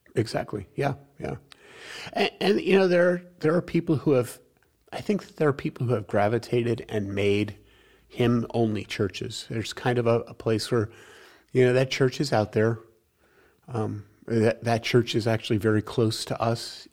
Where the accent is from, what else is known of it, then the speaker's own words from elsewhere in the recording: New York, United States; I'm from New York